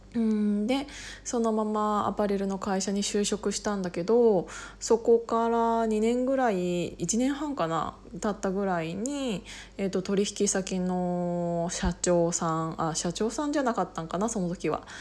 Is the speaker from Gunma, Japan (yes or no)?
yes; Kiryu, Gunma, Japan; moved away as an adult; also born or lived in Osaka; 私が高校を卒業するまでえっと、桐生に一緒に住んでい、あ、住んでいて、まあ、私はもちろん実家なんだけど